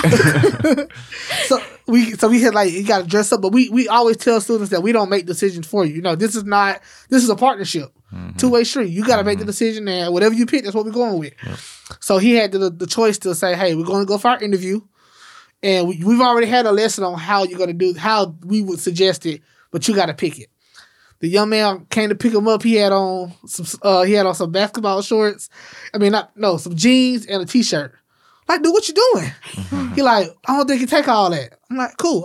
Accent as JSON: {"language": "English", "town": "Memphis", "region": "Tennessee", "country": "United States", "tie": "born or raised there", "said": "growing up in Memphis"}